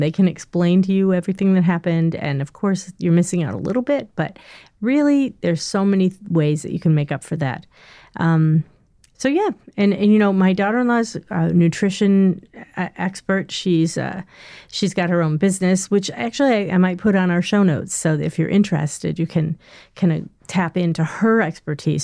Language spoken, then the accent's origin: English; Northeast, United States; I'm not from the South, I'm from the Northeast